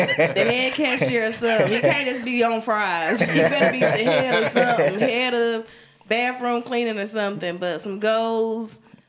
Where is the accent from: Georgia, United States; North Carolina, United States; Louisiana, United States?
North Carolina, United States; Wilson; moved away as an adult; also born or lived in Greensboro, North Carolina; Wilson raised me, but Greensboro, it really kind of made me